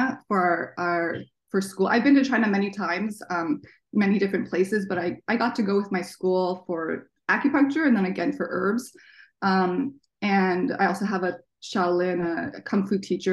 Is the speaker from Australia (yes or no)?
no; Toronto, Ontario, Canada; also born or lived in Washington, D.C., United States; now in Seattle, United States; And I was born in DC. I grew up in Toronto, and I've lived here in Seattle now for like 14 years.